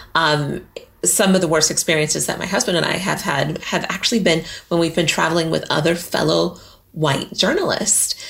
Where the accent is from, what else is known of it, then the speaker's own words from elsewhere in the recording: Colorado, United States; moved away as an adult; also born or lived in New York; now in United Kingdom; What was it like growing up there? That was beautiful. Like going skiing, and we did a lot of stuff in the mountains because I was in Girl Scouts